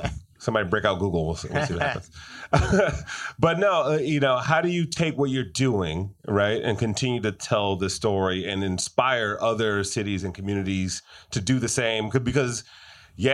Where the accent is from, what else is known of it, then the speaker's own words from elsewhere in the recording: Detroit, Michigan, United States; Since my hometown, by the way.